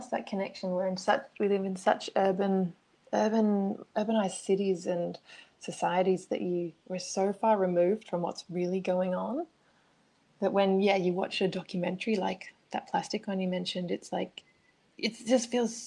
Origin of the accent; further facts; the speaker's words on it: Australia; moved away; I'm originally from Australia, so my whole childhood was spent outdoors